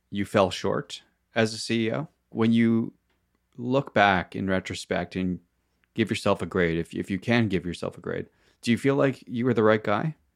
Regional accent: Chicago, Illinois, United States; So, I'm from Chicago.

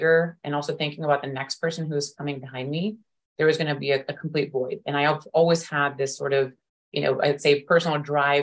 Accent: Bangalore, Karnataka, India; moved away; also born or lived in United States; I was born and raised in Bangalore, India

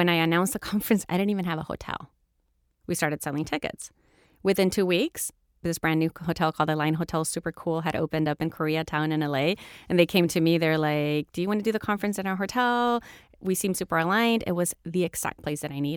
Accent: El Salvador; moved away as an adult; also born or lived in Houston, Texas, United States / Florida, United States; I grew up in El Salvador during the Civil War, in a military family

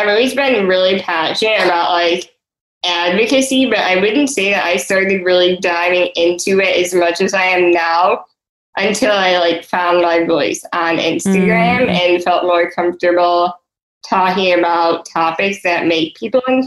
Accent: Chicago, Illinois, United States; I'm 26 years old, and I'm from Chicago.

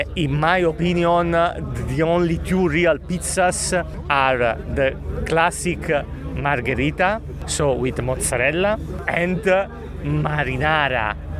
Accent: Naples, Campania, Italy; English is a second language; I eat pizza only in Naples, only in my hometown

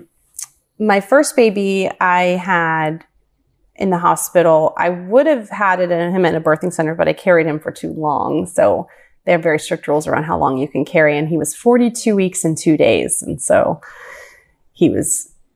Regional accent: Ravenna, Ohio, United States; also born or lived in Cuyahoga Falls, Ohio; the town that I grew up in until I was around 11 was called Ravenna, which is very close to Kent State College

